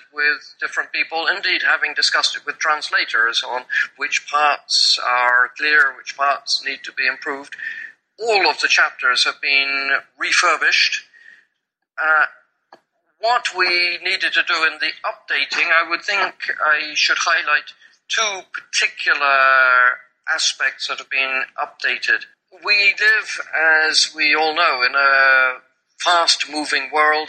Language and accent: English; England, United Kingdom; accent: pure English accent from England; moved away as an adult; also born or lived in Kenya / Nigeria / Papua New Guinea; now in Hong Kong; you're listening to my accent and you're listening to the pure English accent from England